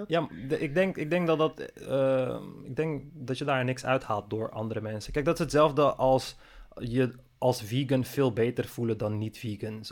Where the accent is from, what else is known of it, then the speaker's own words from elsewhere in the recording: Netherlands; also born or lived in Amsterdam; als Nederlander